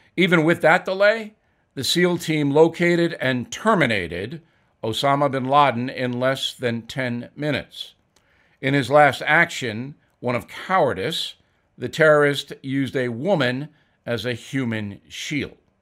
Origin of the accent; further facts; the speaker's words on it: United States; as an American